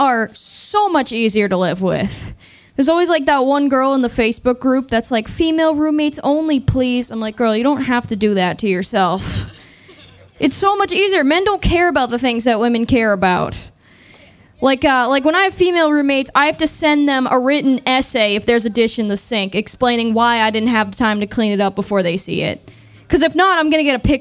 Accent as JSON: {"language": "English", "region": "Massachusetts", "country": "United States", "moved": "as an adult", "lives_now": "Austin, United States", "said": "I'm originally from Massachusetts. I moved to Austin about a year ago"}